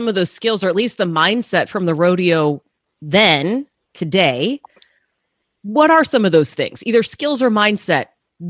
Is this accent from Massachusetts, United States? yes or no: no; Texas, United States; I grew up in Texas as well